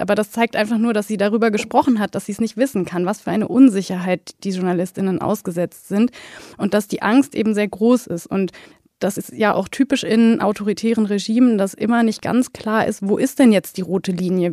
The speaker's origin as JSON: {"language": "German", "country": "Germany", "said": "als Deutsche"}